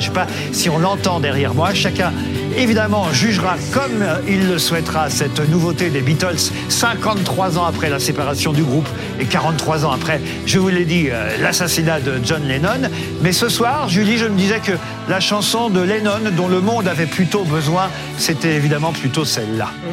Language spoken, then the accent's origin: French; Le Havre, Normandy, France; mes amis du Havre, ma ville natale